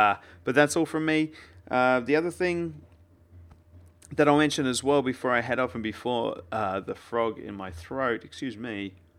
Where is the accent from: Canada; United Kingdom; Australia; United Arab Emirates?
Australia; I'm Australian, we just leave it with one.